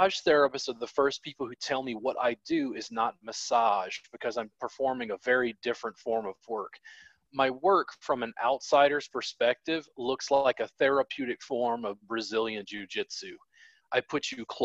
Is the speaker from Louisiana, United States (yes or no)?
yes; Baton Rouge, Louisiana, United States; I grew up in Baton Rouge, Louisiana